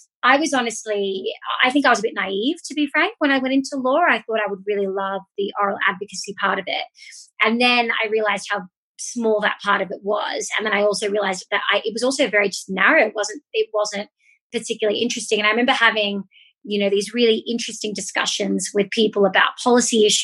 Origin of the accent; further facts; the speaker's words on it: Australia; moved away as an adult; also born or lived in United States; now in Mexico; I am originally from Australia, but moved to the States in 2015, did a master's in the States